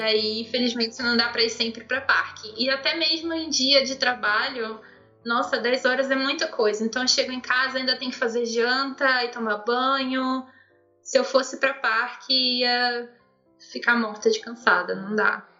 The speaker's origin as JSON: {"language": "Portuguese", "region": "interior of Rio de Janeiro", "country": "Brazil", "said": "eu sou de, do interior do Rio de Janeiro. Então é uma cidade muito de roça"}